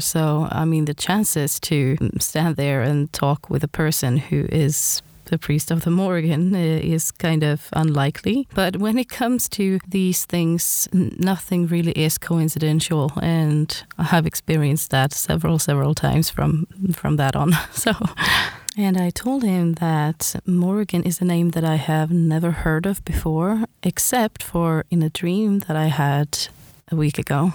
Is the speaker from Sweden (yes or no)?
yes; Sweden; I am from Sweden